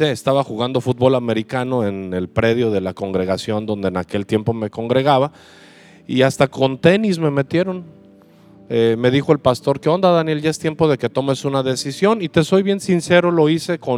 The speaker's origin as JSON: {"language": "Spanish", "region": "Mexico City", "country": "Mexico", "said": "Y le dije, sí, sí, soy chilango."}